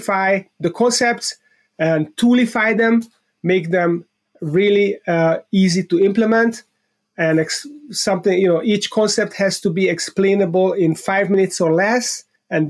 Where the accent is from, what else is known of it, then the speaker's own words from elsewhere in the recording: Budapest, Hungary; moved away; I was born in Budapest, Hungary, in Central Eastern Europe